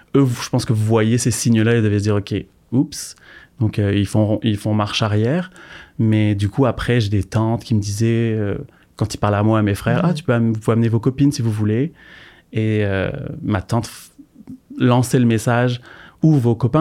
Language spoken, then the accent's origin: French; France; moved away as an adult; now in Montreal, Canada; je suis originaire de France et ça fait plus de 6 ans maintenant que j'habite à Montréal